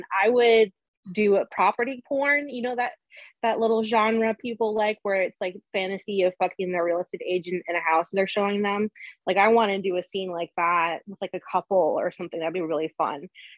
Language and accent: English; Denver, Colorado, United States; also born or lived in Los Angeles; now in Las Vegas, United States; I'm from Denver originally